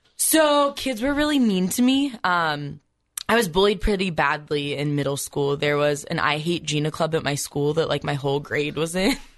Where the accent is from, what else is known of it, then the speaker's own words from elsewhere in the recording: Columbus, Ohio, United States; I grew up in a Catholic family, you know, pretty close to just in Columbus.